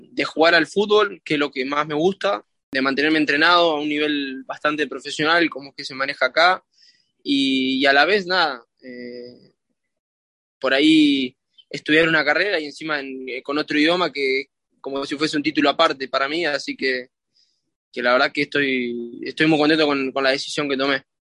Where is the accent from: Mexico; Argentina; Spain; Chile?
Argentina; now in Miami, United States; somos 12, 12 argentinos